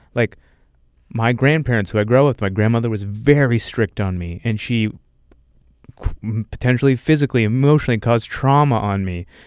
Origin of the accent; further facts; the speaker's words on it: United States; as an American